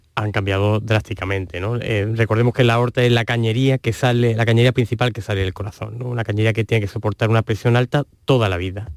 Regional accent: Andalusia, Spain; en Andalucía somos unos privilegiados

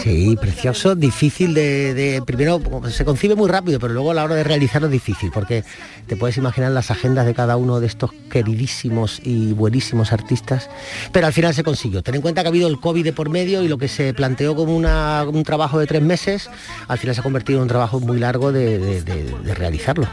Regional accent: Andalusia, Spain; mi tierra Andalucía

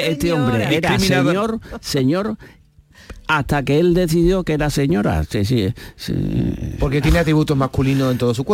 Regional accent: Spain; Entonces yo, yo soy español como podría ser ruso o como podría ser serbo-croata.

